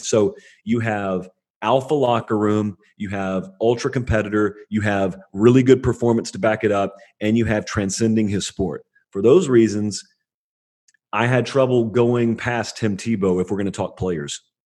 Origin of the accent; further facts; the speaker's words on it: Georgia, United States; where I grew up in Georgia, but bordering on Alabama